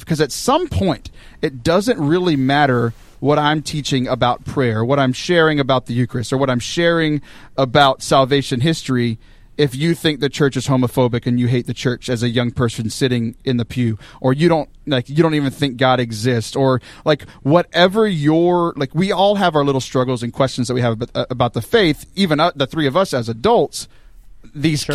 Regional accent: Texas, United States; moved away as an adult; also born or lived in Steubenville, Ohio; I grew up in Texas

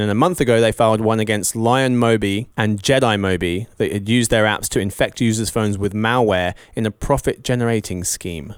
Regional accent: England, United Kingdom; I'm English

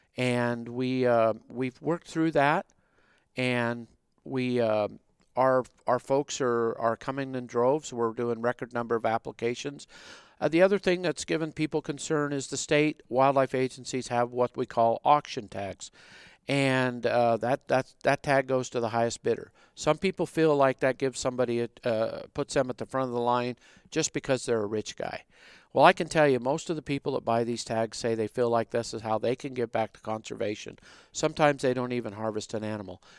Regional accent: Southwest Wyoming, United States; moved away as an adult; also born or lived in Utah; I grew up in Southwest Wyoming

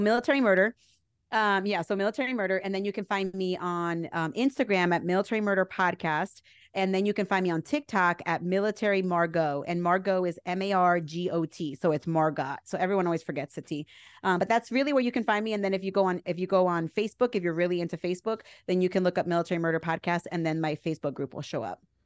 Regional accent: New Jersey, United States; I'm from Jersey

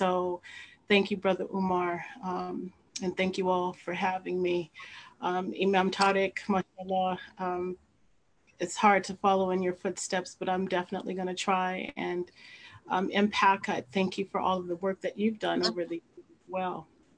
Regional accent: Los Angeles, California, United States; I was a teenager in 1992. I witnessed it firsthand. I'm from Los Angeles.

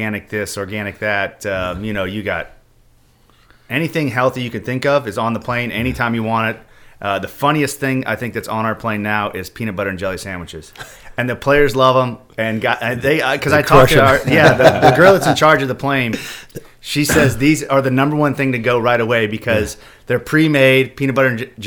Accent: Kansas City, Missouri, United States; moved away as an adult; also born or lived in California / Jacksonville; growing up in Kansas City

